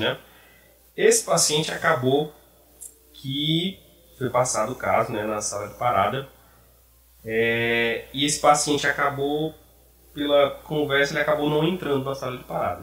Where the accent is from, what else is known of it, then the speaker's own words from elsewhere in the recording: Maranhão, Brazil; moved away as an adult; also born or lived in Piauí; now in Ceará, Brazil; vim do Maranhão, me formei no Piauí, agora estou no Ceará